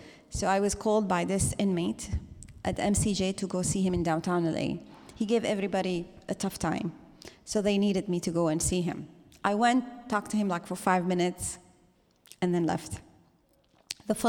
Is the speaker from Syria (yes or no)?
yes; Syria; now in Los Angeles, United States; I am from Syria.